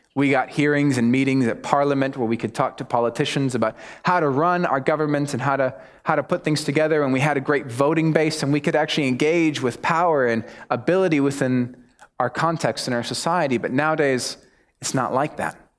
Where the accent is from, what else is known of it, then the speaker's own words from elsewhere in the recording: United States; accent: American; moved away as an adult; also born or lived in United Kingdom / Mexico; now in New Zealand; my accent gives me away. So, obviously, I'm American